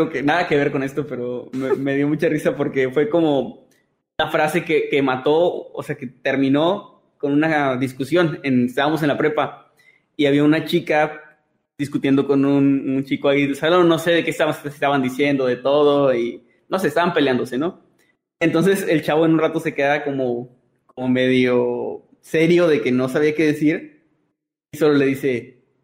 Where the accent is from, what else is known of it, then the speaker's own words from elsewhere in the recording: northern Mexico, Mexico; porque soy norteño.